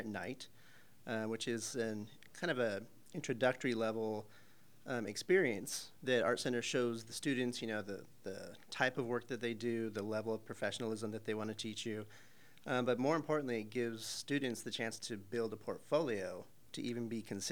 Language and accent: English; Arizona, United States; moved away; I'm from Arizona originally